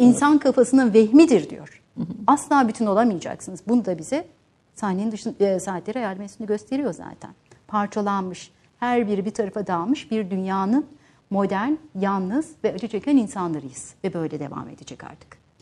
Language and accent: Turkish; Van, Turkey; moved away; Van'da dünyaya geldim ve ilk öğrenimde orada gördüm, orta öğrenimde.